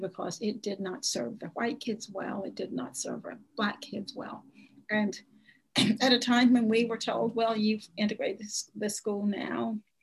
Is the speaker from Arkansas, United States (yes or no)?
yes; Nevada County, South Arkansas, United States; I am from Arkansas. I was born in Arkansas, and um, and I grew up here.